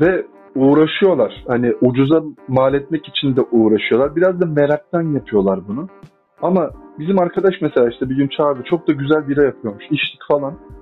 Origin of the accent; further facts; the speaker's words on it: Adana, Turkey; moved away; ben Adana'da büyüdüm. Adanalıyım.